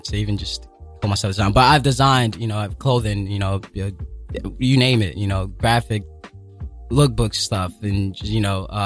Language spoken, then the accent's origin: English; Lagos, Nigeria; now in New York City, United States; I was born and raised in Lagos, Nigeria